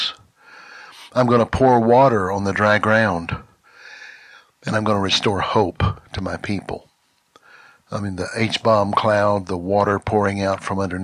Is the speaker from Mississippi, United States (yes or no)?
yes; Mississippi, United States; moved away as an adult; now in Texas, United States; I was born and raised in Mississippi, but I grew up in Texas